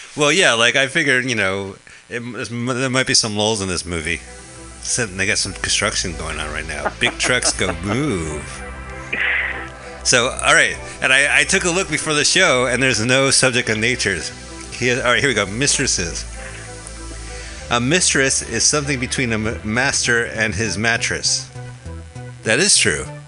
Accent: New Jersey, United States; we're both from New Jersey

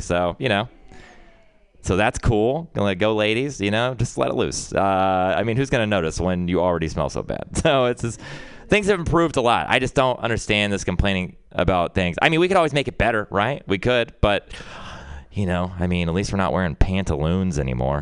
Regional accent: Texas, United States; growing up in Texas

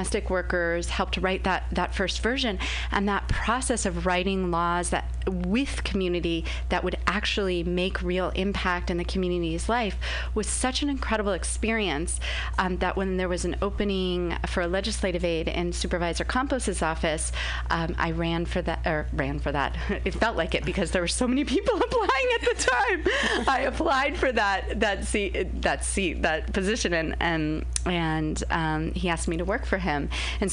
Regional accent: Los Angeles, California, United States; moved away as an adult; also born or lived in San Francisco Bay Area; now in San Francisco, United States; I was born in Los Angeles and moved to the Bay

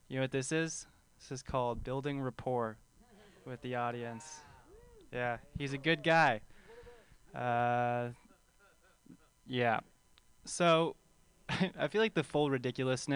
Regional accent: Bay Area, California, United States; I grew up right here in the Bay Area. Grew up in the Bay

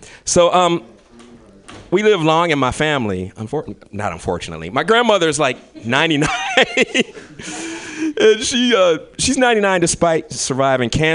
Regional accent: Kentucky, United States; moved away; I'm from Kentucky

